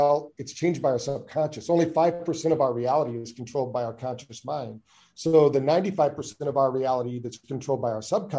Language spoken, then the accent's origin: English; Michigan, United States; also born or lived in Virginia Beach; I'm originally from Michigan, but spent most of my time in Virginia Beach, Virginia.